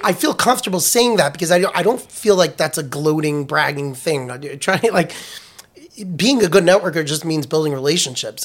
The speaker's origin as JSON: {"language": "English", "region": "New York", "country": "United States", "tie": "born or raised there", "also_born_or_lived": "Washington, D.C.", "moved": "as an adult", "said": "I was born in New York. I had a, I lived in New York"}